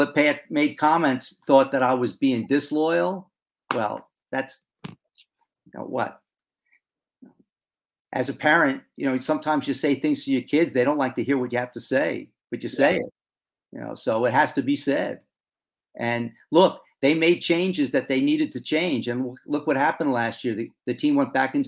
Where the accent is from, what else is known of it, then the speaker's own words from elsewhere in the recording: Long Island, New York, United States; we grew up on Long Island, about 60 miles from New York City